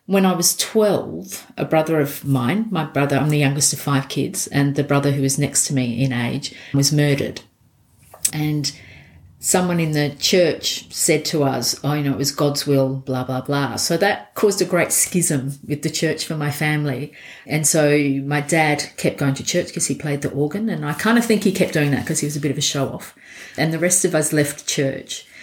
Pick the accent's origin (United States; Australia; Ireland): Australia; Elizabeth, South Australia; born or raised there; also born or lived in Scotland